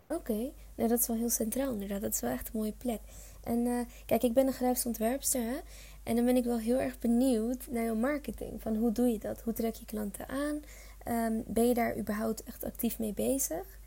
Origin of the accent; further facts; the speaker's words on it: Leiden, South Holland, Netherlands; ik kom bijvoorbeeld uit Leiden